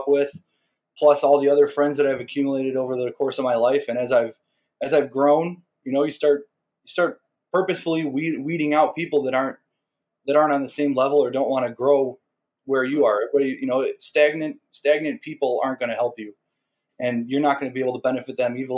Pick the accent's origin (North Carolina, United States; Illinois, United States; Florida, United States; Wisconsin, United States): Illinois, United States; Chicago; I grew up in Portage Park. I was, just a couple blocks from Portage Park.